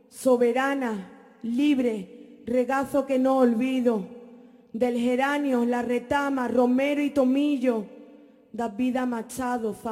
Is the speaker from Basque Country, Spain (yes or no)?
no; Andalusia, Spain; Somos andaluces y transformar ese sentimiento